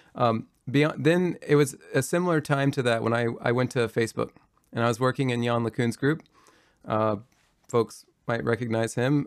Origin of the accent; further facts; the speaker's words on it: Kentucky, United States; moved away; I'm from rural Kentucky. Uh, I grew up in Kentucky